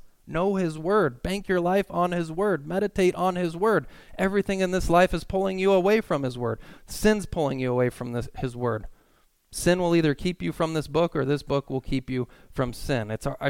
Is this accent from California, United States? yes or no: yes; California, United States; Because I'm from Southern California. I'm like, I went to Cal Lutheran.